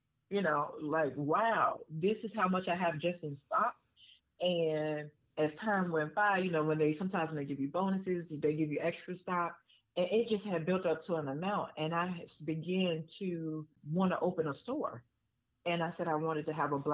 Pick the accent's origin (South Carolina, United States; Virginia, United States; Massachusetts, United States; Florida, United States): Virginia, United States; Richmond; moved away as an adult; now in Atlanta, United States; my hometown of Virginia